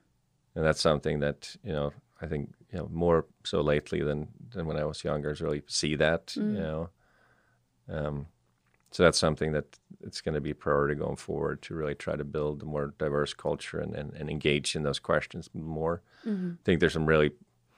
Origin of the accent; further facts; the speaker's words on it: Sweden; English is a second language; I mean, I come from Sweden. It's also democracy and a free, very free country, even more free than U.S., I would say, today.